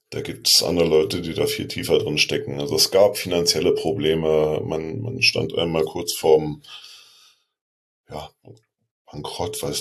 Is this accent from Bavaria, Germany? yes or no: no; Berlin, Germany; Äh, ich persönlich habe ja hier in meiner Heimatstadt einen Verein, der vorgemacht hat, wie es geht, Union Berlin.